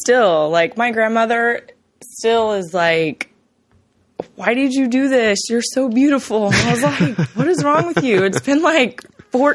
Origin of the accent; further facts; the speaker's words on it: Texas, United States; I'm from Texas.